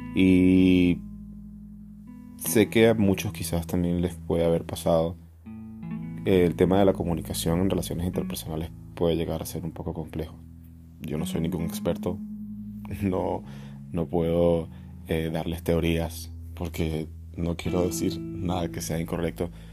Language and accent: Spanish; Venezuela; moved away as an adult; now in Barcelona, Spain; yo me fui de Venezuela hace cinco años